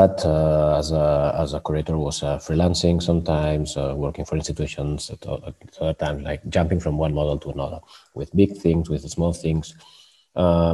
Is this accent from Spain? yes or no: yes; Barcelona, Catalonia, Spain; moved away as an adult; now in Stockholm, Sweden; I'm from Barcelona, and I've been living in Sweden for many years